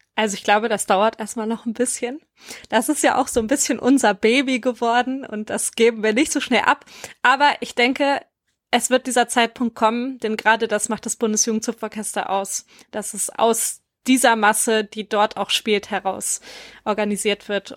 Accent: Empelde, Lower Saxony, Germany; moved away as an adult; now in Wuppertal, Germany; Ich komme ursprünglich aus Empelde bei Hannover und bin seit fünf Jahren in Wuppertal

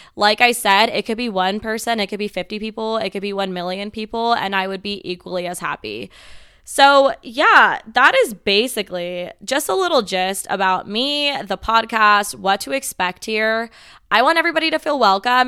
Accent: Las Vegas, Nevada, United States; I am born and raised in Las Vegas, Nevada

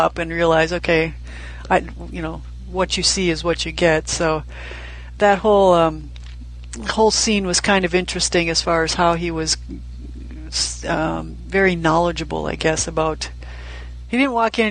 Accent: United States; I'm an American

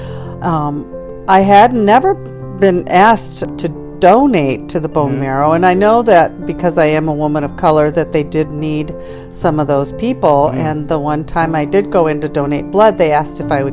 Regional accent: Michigan, United States; also born or lived in Traverse City, Michigan; now in Edmonds, United States; I am from Edmonds, Washington, originally born and raised in Michigan

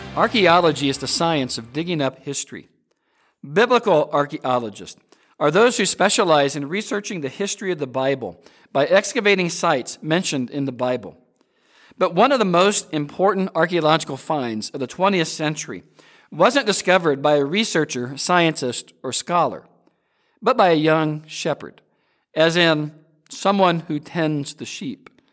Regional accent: Peoria, Illinois, United States; Growing up in Peoria, Illinois

